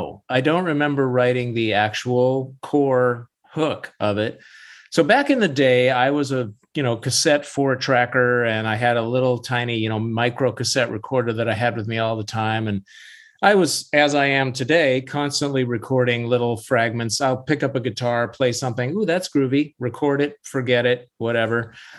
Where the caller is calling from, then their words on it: Vashon Island, Washington, United States; I'm calling from my home studio on Vashon Island, Washington, a little island to the west.